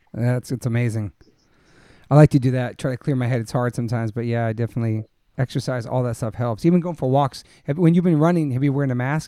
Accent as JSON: {"language": "English", "area": "the East", "region": "East Coast", "country": "United States", "moved": "yes", "lives_now": "Los Angeles, United States", "said": "I'm from the East"}